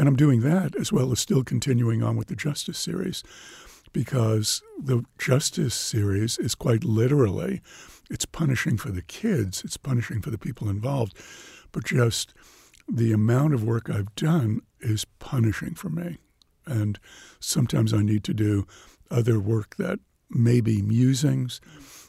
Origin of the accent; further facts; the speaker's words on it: New York, United States; growing up in New York